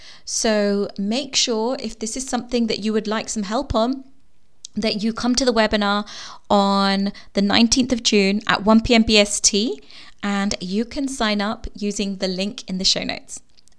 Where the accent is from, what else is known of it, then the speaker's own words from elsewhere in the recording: Gujarat, India; And I'm from the Gujarati culture.